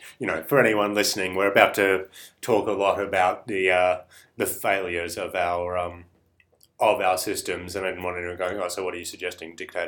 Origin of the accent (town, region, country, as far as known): Australia